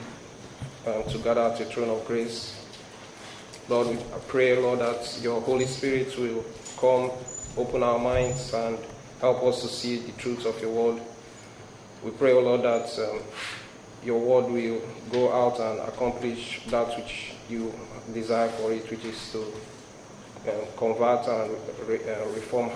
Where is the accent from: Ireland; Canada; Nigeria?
Nigeria; moved away; I have an accent, so I'm originally from Nigeria